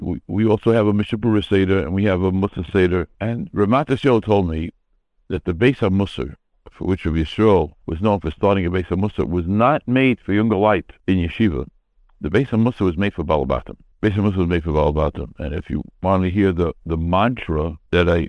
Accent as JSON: {"language": "English", "country": "United States", "tie": "born or raised there", "said": "I grew up in America"}